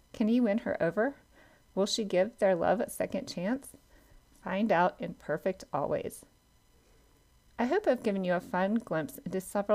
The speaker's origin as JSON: {"language": "English", "region": "South Georgia", "country": "United States", "tie": "born or raised there", "said": "I grew up in South Georgia in a pecan orchard"}